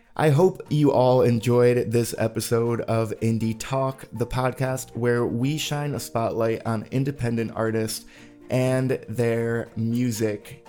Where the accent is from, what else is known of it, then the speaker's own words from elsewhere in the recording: New England, United States; now in Austin, United States; I grew up in New England